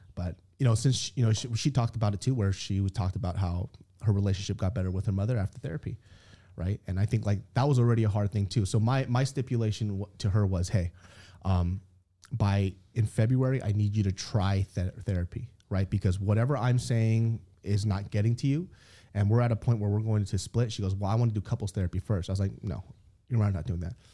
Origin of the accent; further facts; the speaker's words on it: Sacramento, California, United States; I grew up in Sacramento, California, the south side of Sacramento.